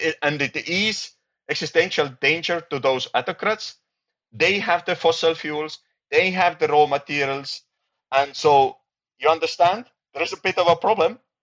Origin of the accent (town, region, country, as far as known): Estonia